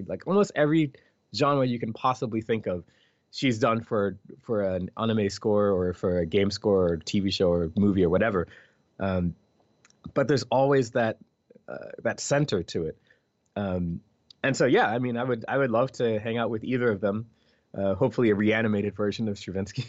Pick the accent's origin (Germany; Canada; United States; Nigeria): United States; Philadelphia, Pennsylvania; first language English; I'm from Philadelphia